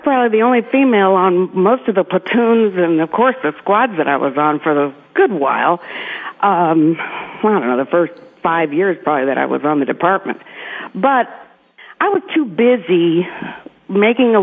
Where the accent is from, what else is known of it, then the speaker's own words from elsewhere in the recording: Miami, Florida, United States; moved away as an adult; now in Tennessee, United States; I was born in Miami, in Miami Shores